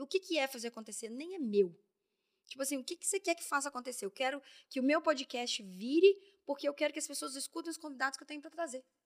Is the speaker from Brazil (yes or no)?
yes; Belo Horizonte, Minas Gerais, Brazil; moved away as an adult; now in São Paulo, Brazil; saí de BH, sapatão, mulher, mineira